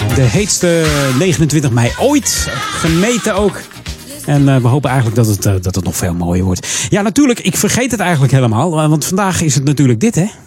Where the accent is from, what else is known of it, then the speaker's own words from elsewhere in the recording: Hilversum, North Holland, Netherlands; Ik ben geboren in Hilversum